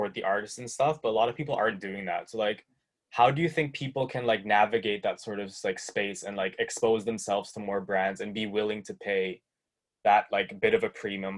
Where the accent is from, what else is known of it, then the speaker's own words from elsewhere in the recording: Toronto, Ontario, Canada; I'm from Toronto